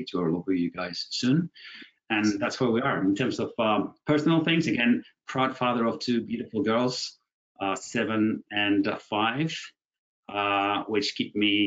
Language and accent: English; Buenos Aires, Argentina; I was born and bred in Buenos Aires, Argentina, from my mom who's English, dad who's from Venice in Italy.